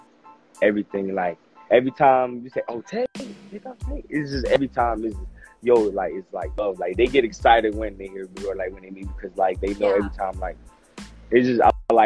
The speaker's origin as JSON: {"language": "English", "town": "Orlando", "region": "Florida", "country": "United States", "moved": "yes", "said": "I'm from Orlando."}